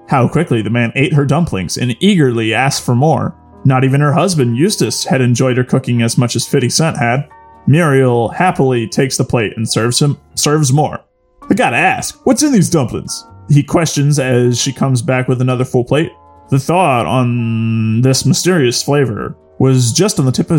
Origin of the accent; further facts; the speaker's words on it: Baltimore, Maryland, United States; I'm from Baltimore